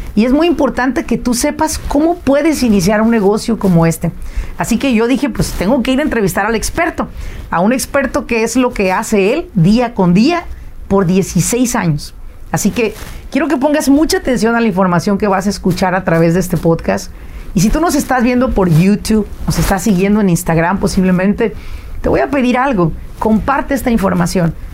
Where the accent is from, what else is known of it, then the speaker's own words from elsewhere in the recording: Mexico; moved away as an adult; now in United States; yo vine de México, yo soy mexicana 100%, vine a la edad de 22 años